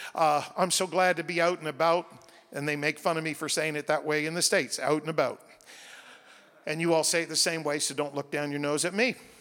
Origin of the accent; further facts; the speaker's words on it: New Brunswick, Canada; I grew up in New Brunswick